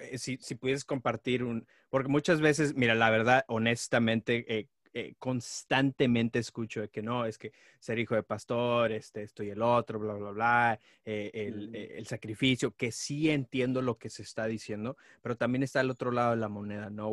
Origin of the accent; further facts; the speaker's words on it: Nuevo León, Mexico; now in United States; Yo nací en Nuevo León